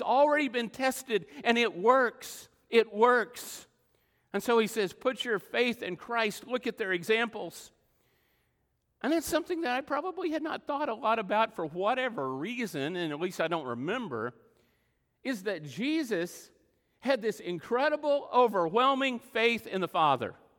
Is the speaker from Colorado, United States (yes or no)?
no; Texas Panhandle, United States; moved away; also born or lived in Oklahoma; all my life growing up in the Texas Panhandle